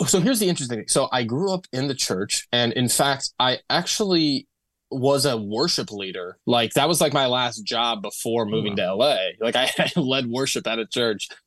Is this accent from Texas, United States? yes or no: no; Toledo, Ohio, United States; moved away as an adult; also born or lived in Bowling Green, Ohio; now in Los Angeles, United States; I grew up in Toledo, Ohio, and was in a ve-, like, my, the household I grew up in was extremely religious.